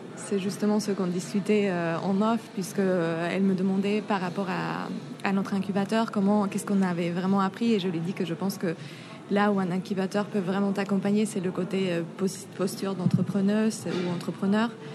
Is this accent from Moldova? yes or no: no; Mexico; moved away as an adult; now in Paris, France; je viens du Mexique